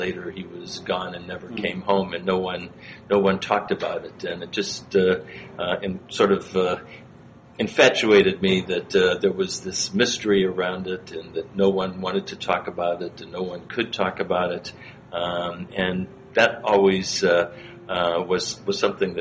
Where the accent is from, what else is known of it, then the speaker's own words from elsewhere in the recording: outside of Cleveland, Ohio, United States; I grew up in Ohio, outside of Cleveland